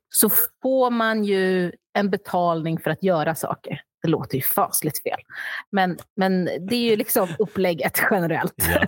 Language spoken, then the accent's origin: Swedish; Sweden; also born or lived in Australia; jag var och är svensk